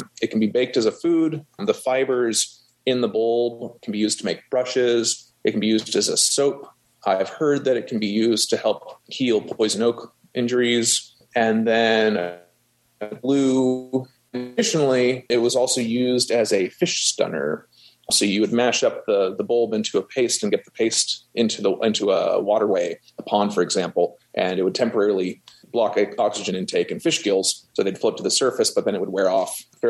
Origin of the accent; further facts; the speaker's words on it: Santa Cruz, California, United States; moved away as an adult; now in Humboldt County, United States; I got my associates down in my hometown, Santa Cruz